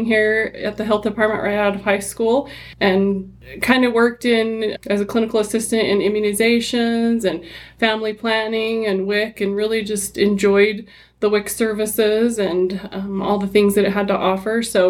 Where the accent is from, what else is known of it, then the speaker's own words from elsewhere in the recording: Henefer, Utah, United States; I grew up in Hennifer and I was raised there